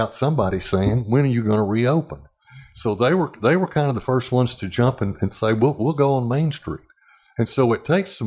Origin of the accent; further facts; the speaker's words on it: Little Rock, Arkansas, United States; growing up in Little Rock in the 50s and 60s